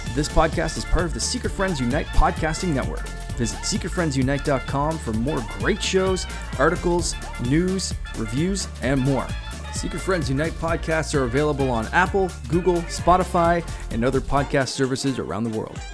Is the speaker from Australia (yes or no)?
no; Canada; I'm Canadian